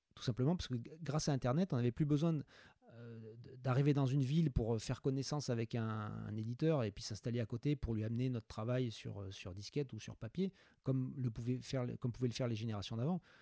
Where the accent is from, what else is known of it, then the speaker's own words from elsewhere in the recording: France; je suis un bon français